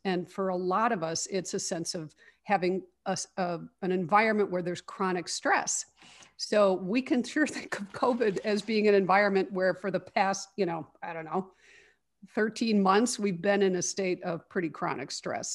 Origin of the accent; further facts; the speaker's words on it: Chicago, Illinois, United States; I grew up here in Chicago. I've lived in the Chicago area my whole life